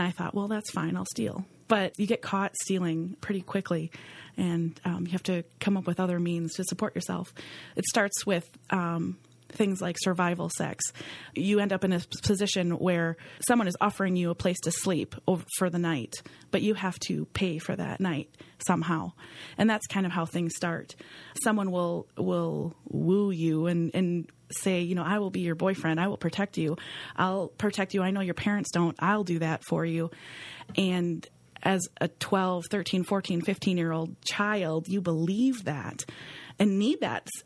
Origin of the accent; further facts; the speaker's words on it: Green Bay, Wisconsin, United States; I grew up right here in Green Bay.